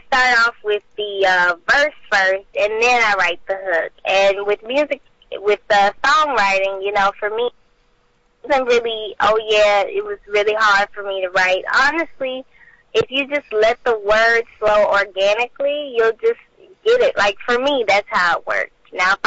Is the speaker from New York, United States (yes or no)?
no; Port Arthur, Texas, United States; I'm 18 years old, and I'm from Port Arthur, Texas.